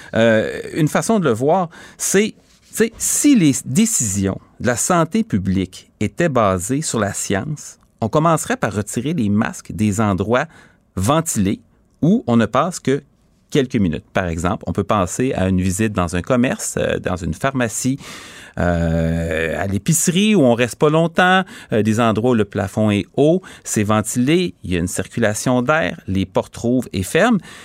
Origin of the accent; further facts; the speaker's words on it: Quebec City, Quebec, Canada; je viens de Charlebourg, j'ai grandi à Charlebourg